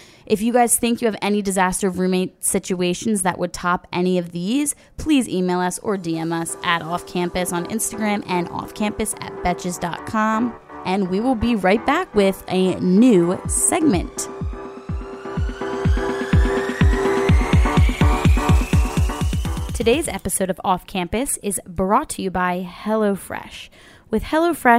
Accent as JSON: {"language": "English", "region": "New Jersey", "country": "United States", "said": "South Jersey."}